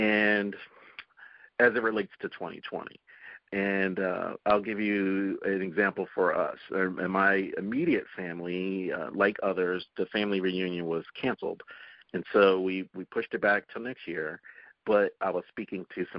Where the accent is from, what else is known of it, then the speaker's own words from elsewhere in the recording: Delaware Valley, United States; moved away; I'm originally from the Delaware Valley, I mean, we had generations of family that still live there